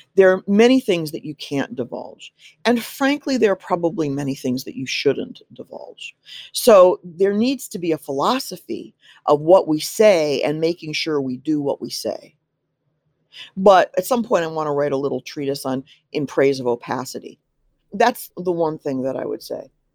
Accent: Midwest, United States; I'm from the Midwest and I'm quite Midwestern in many, many different, uh, ways.

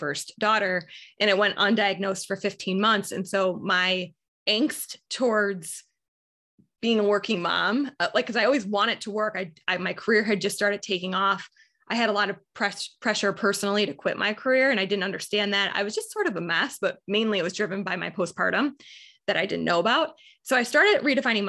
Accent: Buffalo, New York, United States; I am born and raised in Buffalo, New York. I still live here

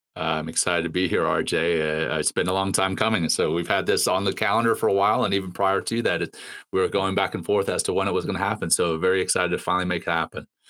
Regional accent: Ruston, Louisiana, United States; also born or lived in Cape Town, South Africa / Johannesburg, South Africa; I was born in Cape Town uh, and moved to Johannesburg when uh, I think I was three or four, and then moved from Johannesburg to Louisiana uh, uh, in in the states when I was seven

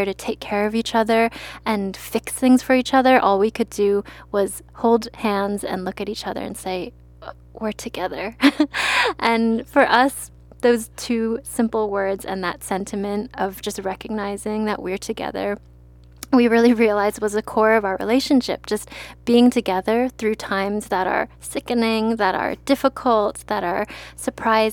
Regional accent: Maryland, United States; I'm from Maryland, so crab is very popular there

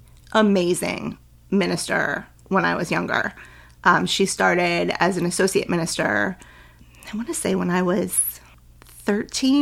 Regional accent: Rhode Island, United States; moved away as an adult; also born or lived in New Hampshire; I'll just move back to Rhode Island. I'll move in with my mom.

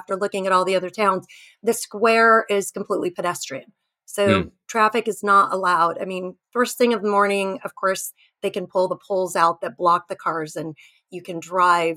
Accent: Orange County, California, United States; moved away as an adult; now in Tavira, Portugal; growing up in Orange County, seeing how it just sprawled into

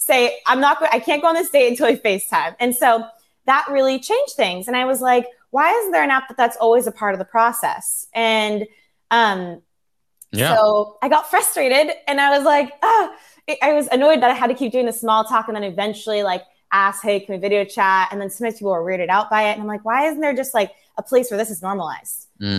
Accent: California, United States; also born or lived in Los Angeles; now in Newport Beach, United States; I'm originally from Orange County, so kind of by Disneyland. Mm-hmm. And then I lived in LA for 8 years, and I just moved to Newport Beach.

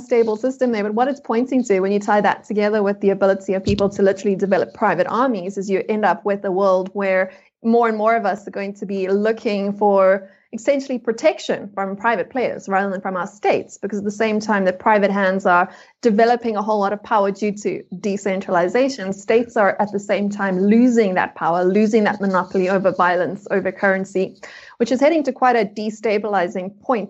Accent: South Africa; which as a South African, I know very well.

